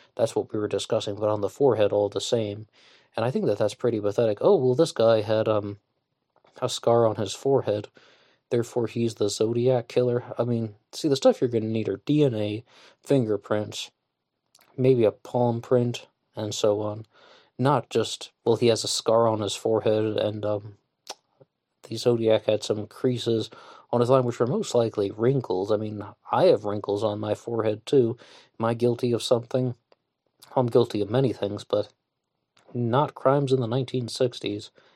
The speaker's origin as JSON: {"language": "English", "region": "West Virginia", "country": "United States", "said": "I'm from West Virginia"}